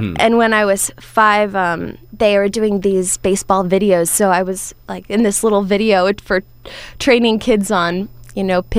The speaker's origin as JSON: {"language": "English", "town": "Vero Beach", "region": "Florida", "country": "United States", "said": "I am. I'm from the West Palm market. There's a city up there called Vero Beach."}